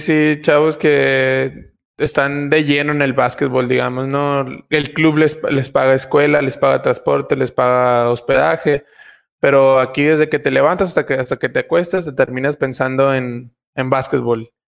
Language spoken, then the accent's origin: Spanish; Puerto Peñasco, Sonora, Mexico; moved away as an adult; now in Argentina; en un pueblo como el mío, que es pequeño, pero tiene, digamos, población mixta, tanto estadounidenses como mexicanos